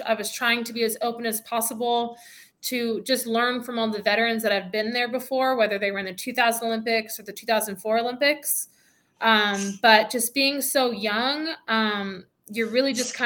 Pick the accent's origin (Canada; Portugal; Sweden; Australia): Canada; moved away as an adult; also born or lived in Oregon, United States / Washington, United States; coming down to the United States of America, being a Canadian citizen from a small town